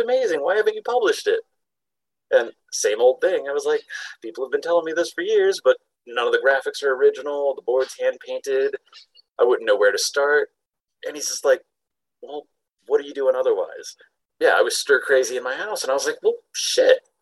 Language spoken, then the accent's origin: English; Panama City, Florida, United States; now in Salt Lake City, United States; I grew up in Panama City, Florida, like the spring break capital of the world